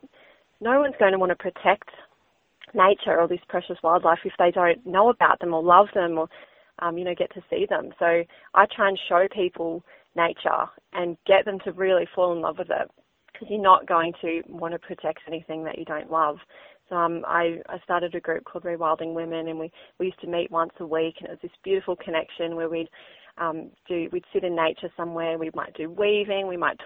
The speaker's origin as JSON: {"language": "English", "area": "Northern Rivers", "region": "New South Wales", "country": "Australia", "tie": "born or raised there", "also_born_or_lived": "Queensland", "said": "I grew up in the Northern Rivers, this beautiful place that we call home"}